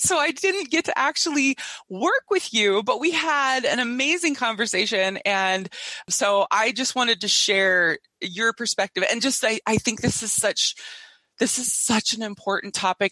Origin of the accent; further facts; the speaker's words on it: Minnesota, United States; I come from Minnesota